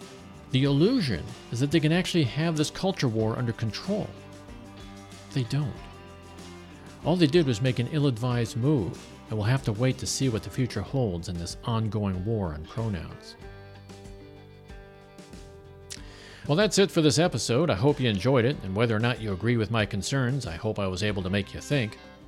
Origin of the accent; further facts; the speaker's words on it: Kansas, United States; I mean, I could say I'm from Kansas, where the state legislature advocates for inspecting children's genitals to confirm their sexual identity.